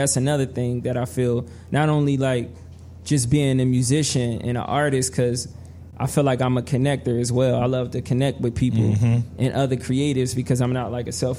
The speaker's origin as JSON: {"language": "English", "town": "Trenton", "region": "New Jersey", "country": "United States", "said": "I'm actually from Trenton, New Jersey."}